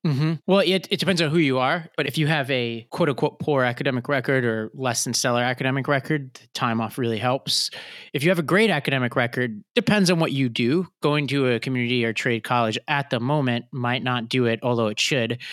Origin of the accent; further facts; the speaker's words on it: New York, United States; as a New Yorker.